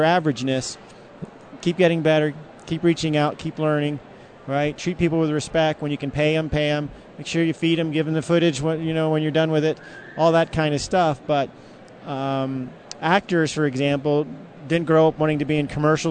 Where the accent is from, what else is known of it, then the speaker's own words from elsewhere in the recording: Virginia, United States; also born or lived in Washington, D.C.; now in Denver, United States; I grew up in Virginia and worked in Washington, D.C. for many years